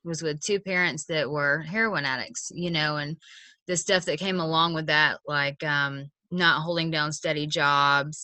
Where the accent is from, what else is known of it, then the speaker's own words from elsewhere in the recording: Atlanta, Georgia, United States; I'm from Atlanta